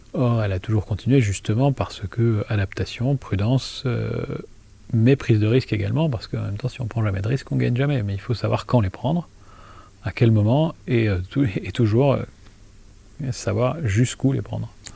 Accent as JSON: {"language": "French", "town": "Thann", "region": "Grand Est", "country": "France", "tie": "born or raised there", "also_born_or_lived": "Lille / Nice / United States / Sweden", "moved": "as an adult", "said": "j'ai passé mon enfance à Tannes, donc je suis un enfant de Tannes"}